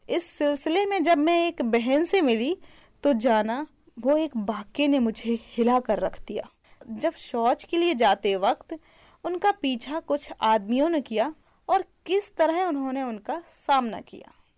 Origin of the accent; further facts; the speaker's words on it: Bundelkhand, India; मैं बुंदेलखंड की रहने वाली हूँ